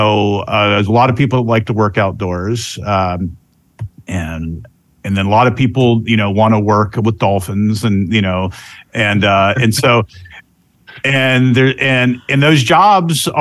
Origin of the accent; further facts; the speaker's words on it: Central Florida, United States; also born or lived in Georgia; I'm actually from this area. I'm from Central Florida.